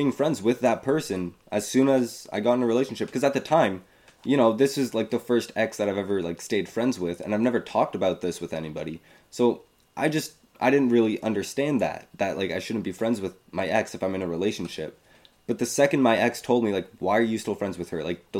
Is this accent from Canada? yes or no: no; Queens, New York, United States; But I always say I'm from Queens.